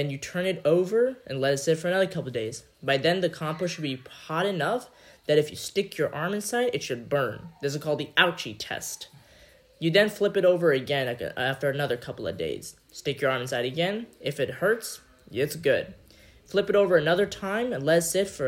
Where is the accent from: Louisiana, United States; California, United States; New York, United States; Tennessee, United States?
New York, United States; New York City; also born or lived in Pakistan; I'm originally born in Pakistan, but I grew up in New York City